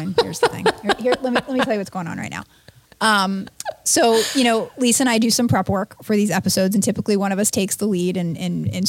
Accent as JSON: {"language": "English", "region": "Florida", "country": "United States", "tie": "born or raised there", "moved": "yes", "lives_now": "Bloomington, United States", "said": "Not where I grew up in Florida"}